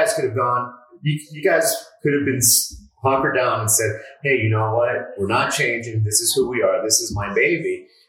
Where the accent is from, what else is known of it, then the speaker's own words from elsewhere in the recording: Westchester, Florida, United States; I grew up in Westchester. You know, it's not, I didn't grow up in South Beach.